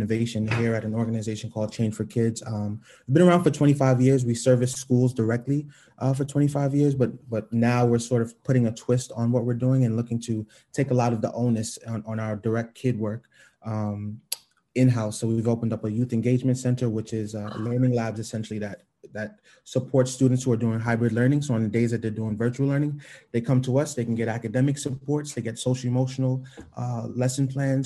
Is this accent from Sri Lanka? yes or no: no; New York City, New York, United States; I grew up in the East Flatbush section of Brooklyn